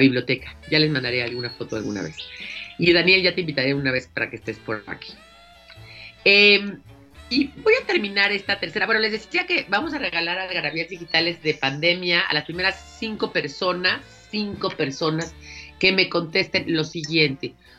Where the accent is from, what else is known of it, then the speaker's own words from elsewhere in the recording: Mexico City, Mexico; Los dos somos chilangos, nosotros vivimos en la Ciudad de México